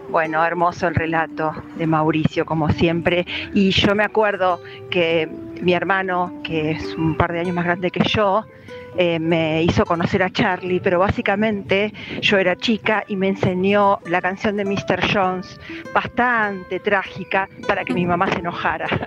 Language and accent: Spanish; Honduras; soy de Honduras